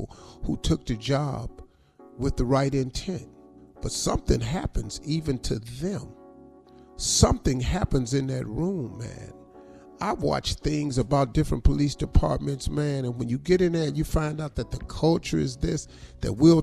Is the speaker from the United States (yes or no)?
yes; United States; for all of us who travel as Americans.